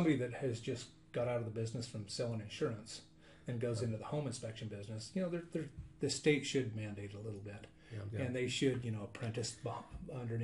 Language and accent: English; United States; I grew up in Camas, building homes